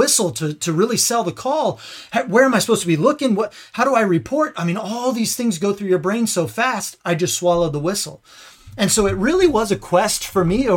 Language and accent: English; Indiana, United States; I'm from Indiana, played basketball my whole life